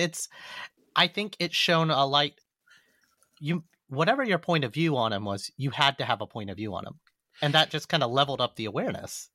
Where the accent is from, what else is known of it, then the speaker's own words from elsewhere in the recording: Alabama, United States; now in New York, United States; all my friends from Alabama get really mad at me that I don't own up to being born and raised in the South